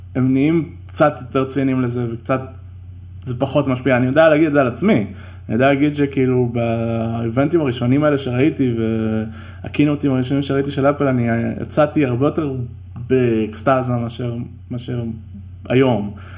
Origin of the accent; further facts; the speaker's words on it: Israel; אנחנו ישראלים